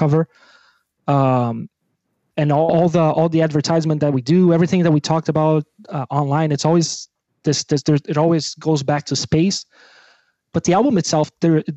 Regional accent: Brazil; English is a second language; moved away; I'm from Brazil

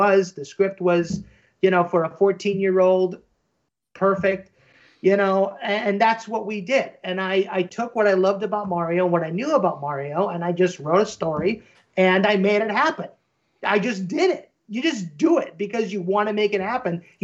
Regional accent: Midwest, United States; I grew up in the Midwest

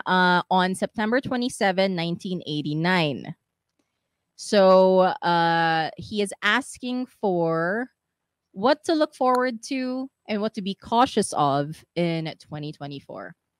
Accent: Philippines; here growing up in the Philippines

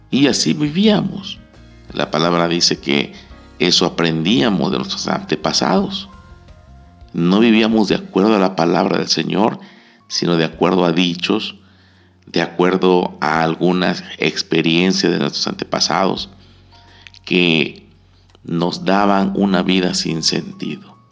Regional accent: Mexico; Como buenos mexicanos celebramos la libertad, la independencia de México, de aquel yugo de esclavitud español que estuvo por 300 años en nuestro país, en nuestro territorio, ya que éramos colonia española.

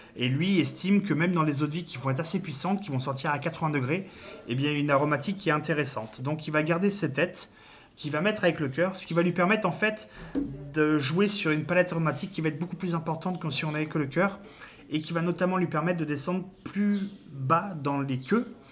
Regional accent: Cognac, Nouvelle-Aquitaine, France; chez nous à Cognac

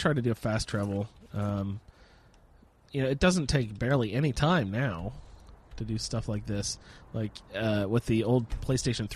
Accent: Indiana, United States; accent: Hoosier; moved away as an adult; I grew up in Indiana

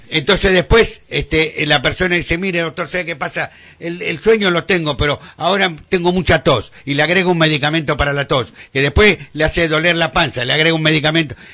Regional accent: Argentina; en nuestro país, en Argentina

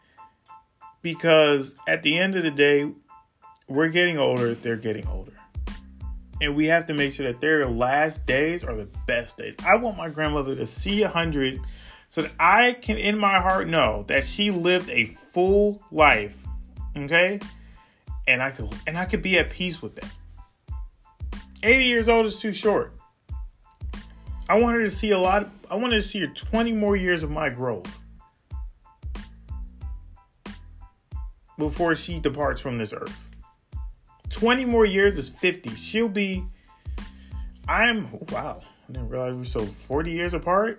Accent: New York City, New York, United States; I am from far Rockaway, Queens, New York

